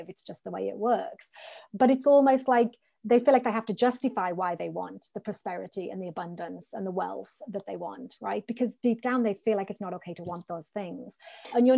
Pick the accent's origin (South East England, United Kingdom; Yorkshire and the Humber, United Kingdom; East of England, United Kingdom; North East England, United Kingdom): North East England, United Kingdom; I grew up in the Northeast of the country